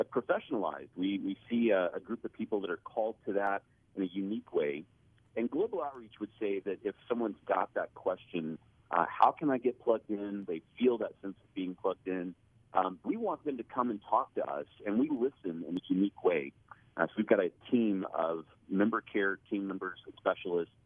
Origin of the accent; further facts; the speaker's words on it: Birmingham, Alabama, United States; I grew up in Birmingham, Alabama